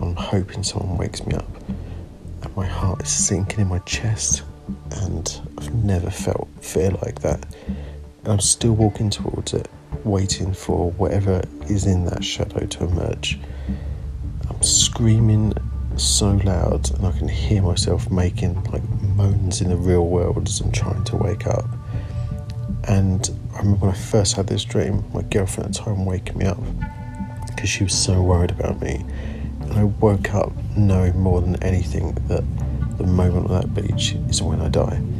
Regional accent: Suffolk, East of England, United Kingdom; I'm a photographer from Suffolk on the East Coast

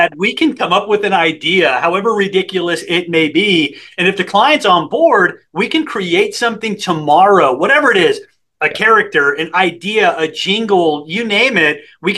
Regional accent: San Antonio, Texas, United States; I grew up in San Antonio, Texas

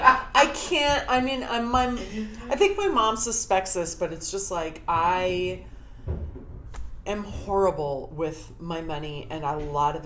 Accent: Yorba Linda, California, United States; moved away as an adult; now in New York, United States; I grew up in Yorba Linda, which now is the area that the OC, I told you this in the messaging, the OC Register, our like hometown paper, calls that area Trump land.

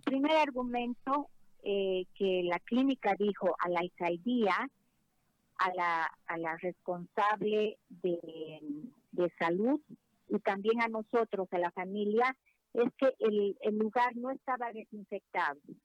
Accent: Bolivia; como una boliviana que ha vivido en carne propia

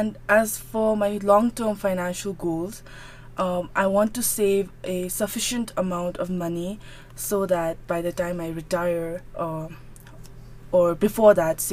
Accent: Phuntsholing, Chukha, Bhutan; I was born and was, for the initial phase of my life, I was brought up in Finseling. So as all of you know, Finseling is the commercial hub of Bhutan

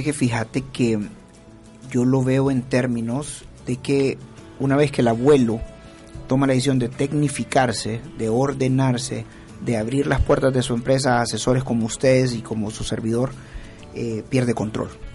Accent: San Salvador, El Salvador; yo soy de San Salvador

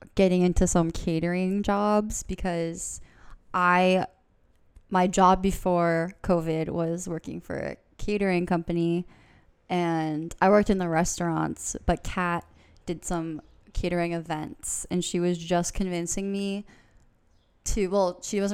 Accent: Boston area, South Shore, Massachusetts, United States; I'm from the Boston area, from the South Shore personally.

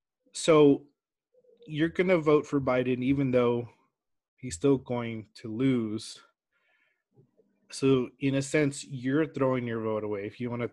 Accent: South Side, Texas, United States; I grew up on the South Side

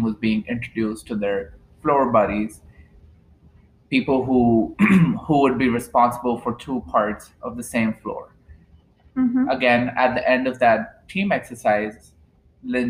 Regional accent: India; moved away as an adult; now in Dallas, United States; I am originally from India, and I came to the United States about 5 to 6 years ago to pursue my bachelor's

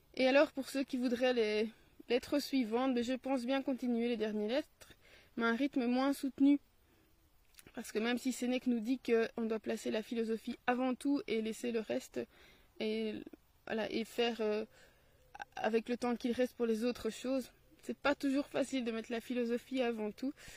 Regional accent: Belgium; accent: Belgian; j'ai mon accent belge

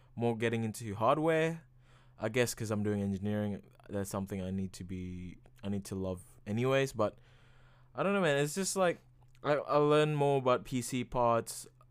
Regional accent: Indonesia; moved away; I am from Indonesia

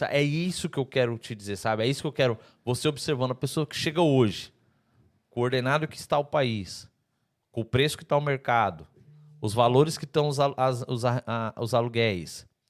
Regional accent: Santa Catarina, Brazil; moved away as an adult; now in Portugal; Santa Catarina, eu sou de Santa Catarina, é igual Portugal

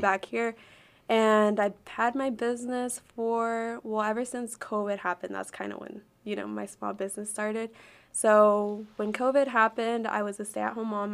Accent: Arkansas, United States; also born or lived in Chicago, Illinois / California; I was raised here my whole life

